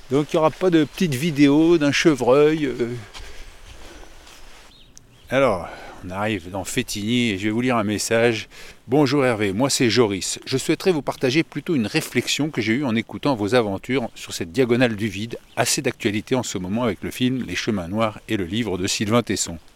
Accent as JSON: {"language": "French", "region": "Bourgogne-Franche-Comté", "country": "France", "tie": "born or raised there", "also_born_or_lived": "Paris", "moved": "as an adult", "said": "je suis originaire du Morvan."}